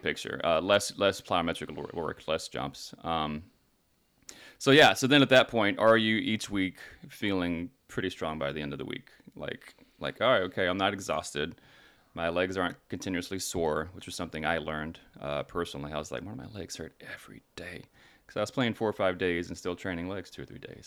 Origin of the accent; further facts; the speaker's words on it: Texas, United States; now in Los Angeles, United States; I'm from Texas, right? So we all had big trucks